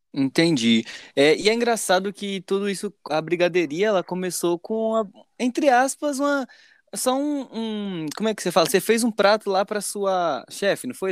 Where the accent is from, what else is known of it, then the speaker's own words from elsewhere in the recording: Pernambuco, Brazil; moved away as an adult; now in São Paulo, Brazil; Eu sou de Pernambuco, mas vim três anos, então para mim eu sou paulista